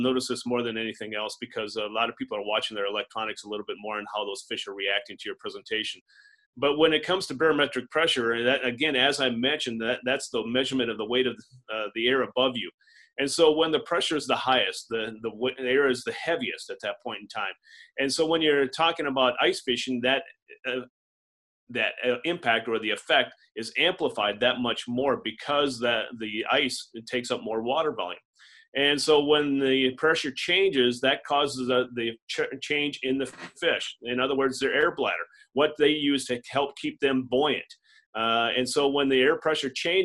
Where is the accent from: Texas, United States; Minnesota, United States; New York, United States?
Minnesota, United States; Adrian; also born or lived in Wisconsin; now in Sioux Falls, United States; I'm a native of Southwest Minnesota. I grew up in Adrian, which is in Southwest Minnesota